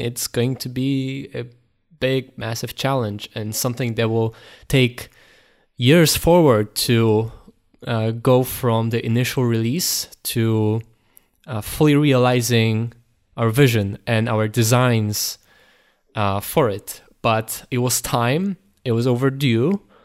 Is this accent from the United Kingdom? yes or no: no; Poland; we're from Poland